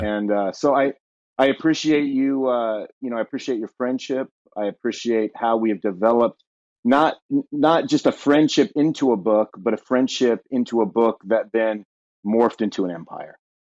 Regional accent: Southern California, United States; moved away as an adult; now in Ashland, Ohio, United States; born and raised in Southern California, then, uh, relocated to Ohio almost twelve years ago

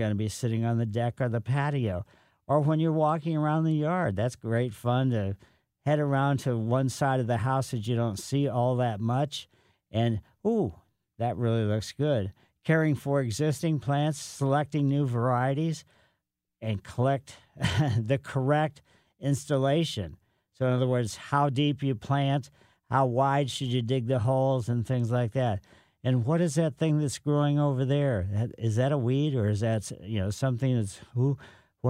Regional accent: Ellisville, Missouri, United States; moved away as an adult; also born or lived in Riverside, California / Santa Barbara, California; I grew up in Ellisville

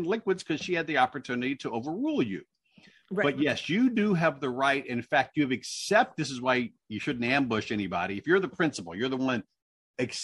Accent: Indiana, United States; moved away; in Indiana where I grew up

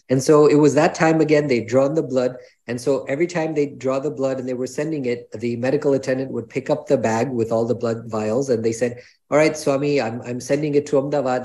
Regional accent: New York, United States; I was born here in New York

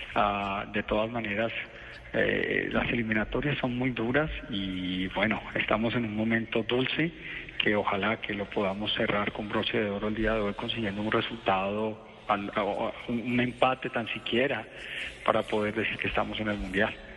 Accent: Colombia; como colombianos

